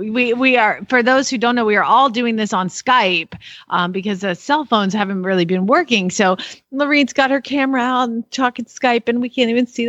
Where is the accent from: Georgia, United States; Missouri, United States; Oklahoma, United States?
Georgia, United States; now in Norman, United States; but I am from Georgia